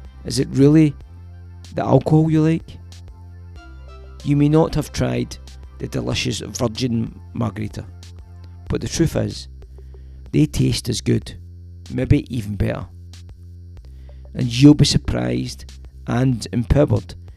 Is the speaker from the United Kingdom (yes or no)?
yes; Glasgow, Scotland, United Kingdom; when I grew up in Drumchapel